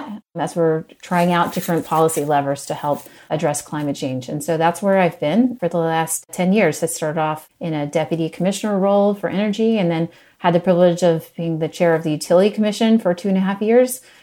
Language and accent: English; West Virginia, United States; moved away as an adult; also born or lived in Mongolia; I grew up in West Virginia originally.